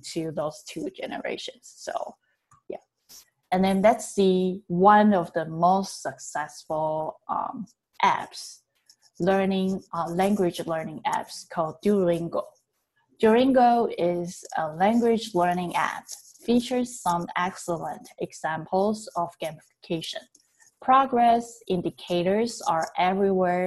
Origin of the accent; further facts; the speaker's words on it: Taiwan; English is a second language; now in California, United States; My background is that I learned English back in Taiwan